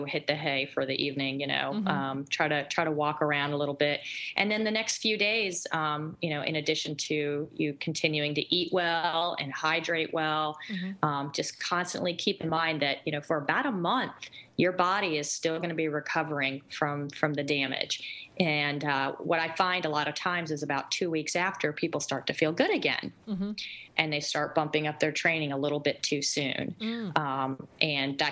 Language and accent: English; North Carolina, United States; accent: South; My South comes out in me. I'm from North Carolina